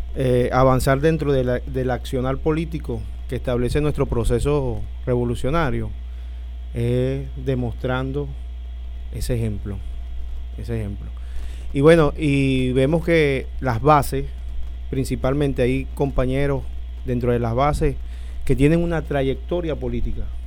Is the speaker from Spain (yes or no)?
no; Anaco, Anzoátegui, Venezuela; yo soy eh, no, no, oriundo de allá, pero mi familia toda está en, Caracas, yo soy de aquí de Anaco